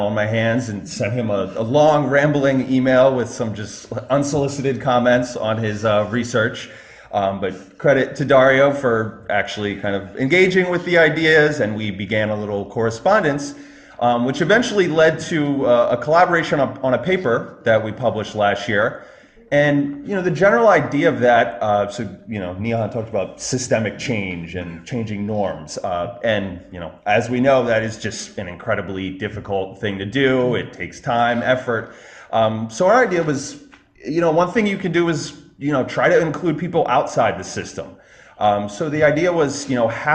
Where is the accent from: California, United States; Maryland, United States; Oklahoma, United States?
Maryland, United States; Baltimore; now in New York City area, United States; originally I'm from Baltimore, Maryland